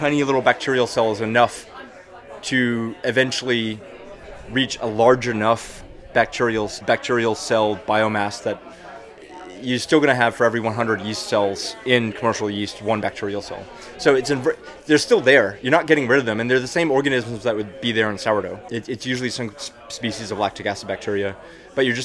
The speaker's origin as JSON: {"language": "English", "region": "Texas", "country": "United States", "also_born_or_lived": "New York", "moved": "yes", "said": "I'm from Texas"}